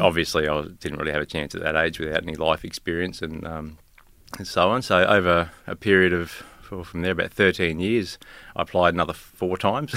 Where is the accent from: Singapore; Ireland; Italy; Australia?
Australia; Rosebery, Tasmania; now in Gympie, Australia; Tasmania, I was born on the west coast of Tasmania.